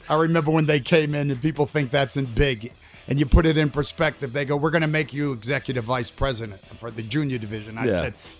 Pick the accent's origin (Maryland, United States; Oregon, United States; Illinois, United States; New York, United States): New York, United States; New York City; Remember, growing up in New York City